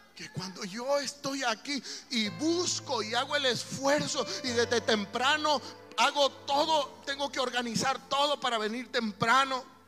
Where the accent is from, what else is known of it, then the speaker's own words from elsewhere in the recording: El Salvador; somos salvadoreños